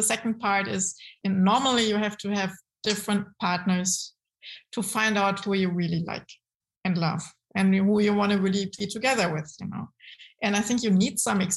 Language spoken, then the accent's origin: English; Frankfurt, Hesse, Germany; also born or lived in Münster; my mother comes definitely from Frankfurt. So I'm a girl from Frankfurt.